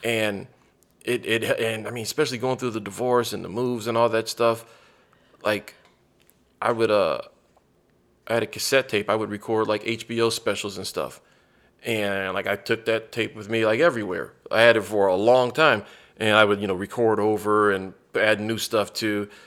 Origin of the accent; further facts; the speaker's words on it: United States; moved away; also born or lived in San Antonio, Texas; I grew up on the Gulf Coast, so, like, I grew up forty-five minutes from New Orleans